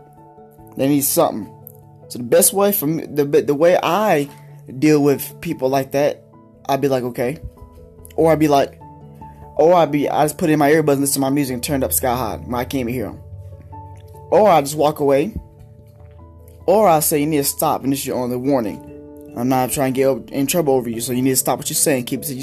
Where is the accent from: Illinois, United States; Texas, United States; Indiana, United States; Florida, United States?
Texas, United States; Denton; also born or lived in Pampa, Texas; now in Amarillo, United States; I am from Denton, Texas